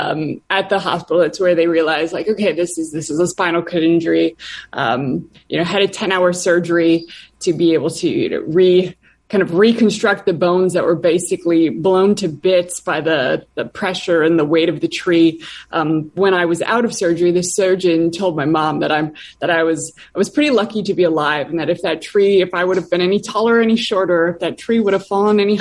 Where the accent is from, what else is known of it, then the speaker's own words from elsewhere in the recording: Wisconsin, United States; moved away; I'm from Wisconsin originally, grew up in a pretty small town, like suburban / rural